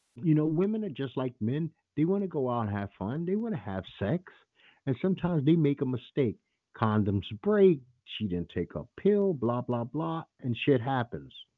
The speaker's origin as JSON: {"language": "English", "town": "New York City", "region": "New York", "country": "United States", "said": "I'm from Bed-Stuy, Brooklyn."}